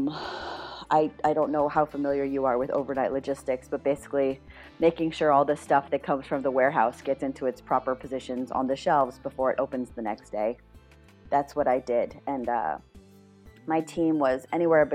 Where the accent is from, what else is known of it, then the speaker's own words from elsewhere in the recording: Rockville, Maryland, United States; moved away as an adult; also born or lived in Massachusetts / Long Island, New York / Minneapolis, Minnesota / Washington, D.C.; now in South Korea; I moved to Rockville, Maryland, which is right outside of Washington, D.C., when I was 10 years old. So I spent my middle school, high school, formative years in Rockville, Maryland